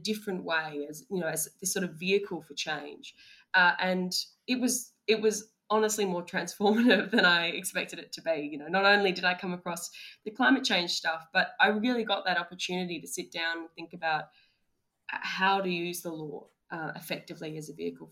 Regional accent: Australia; we as Australian lawyers

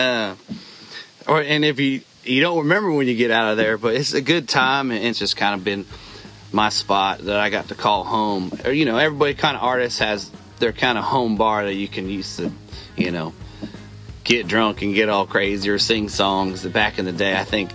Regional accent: Dixon, California, United States; moved away as an adult; also born or lived in Chico, California; now in Nashville, United States; I was a kid from Dixon

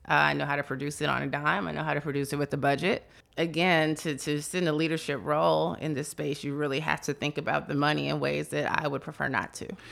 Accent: Chicago, Illinois, United States; moved away; I'm originally from Chicago

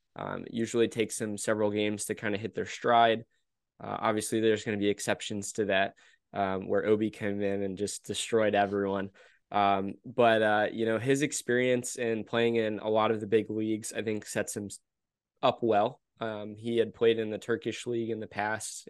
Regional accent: United States; we're American

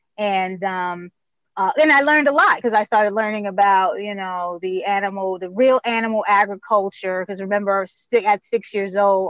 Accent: New York, United States; now in Baltimore, United States; when you think Baltimore, and I'm coming from New York, I'm like, oh, wow, Baltimore, The Wire

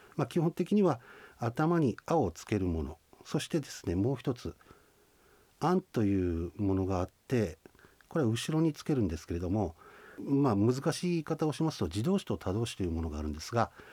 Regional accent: Shinhidaka, Hokkaido, Japan; accent: Shizunai dialect (Ainu); 静内方言静内に住んでおりますので静内方言を使っている

